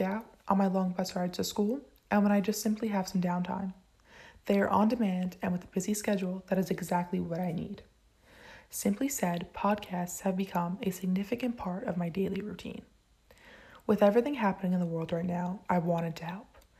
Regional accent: Point Pleasant, New Jersey, United States; I am from Point Pleasant, New Jersey.

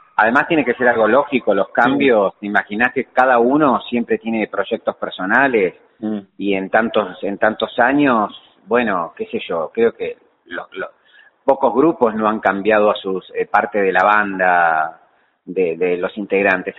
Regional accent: Lanús, Buenos Aires Province, Argentina; moved away as an adult; now in Buenos Aires, Argentina; Yo nací en Lanús, sí. Este, y viví siempre en Lanús hasta que me casé y después vine a Capital a, vivir.

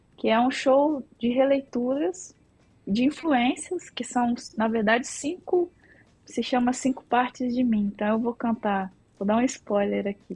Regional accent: Minas Gerais, Brazil; moved away as an adult; now in São Paulo, Brazil; eu sou mineira, moro aqui desde 2004

